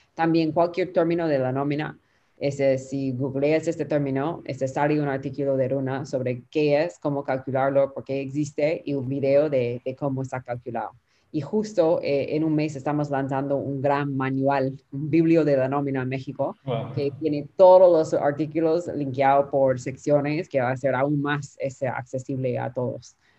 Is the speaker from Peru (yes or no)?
yes; Peru; accent: Peruvian Spanish; Spanish is a second language; mi español es de Perú, que llamamos la nómina la planilla